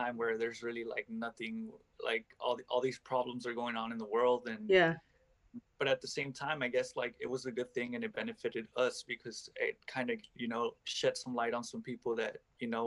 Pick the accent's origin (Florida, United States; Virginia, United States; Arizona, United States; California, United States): California, United States; Los Angeles; I'm from Los Angeles